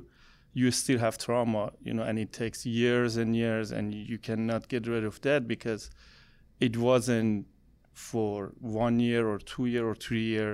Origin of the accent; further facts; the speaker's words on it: Iran; English is a second language; moved away as an adult; now in United States; I'm from Iran